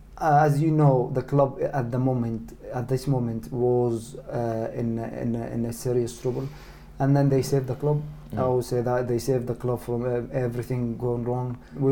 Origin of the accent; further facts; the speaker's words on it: Egypt; English is a second language; especially, you know, my home country, you know, Egypt as well.